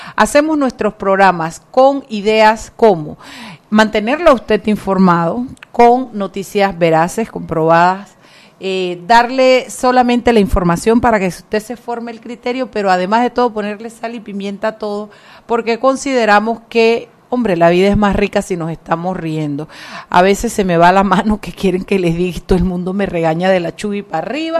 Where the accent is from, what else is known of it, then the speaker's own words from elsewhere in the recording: Panama; como panameños